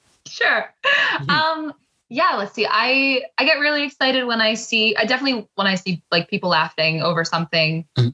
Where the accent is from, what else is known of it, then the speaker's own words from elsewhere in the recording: New York, United States; they heard I was from New York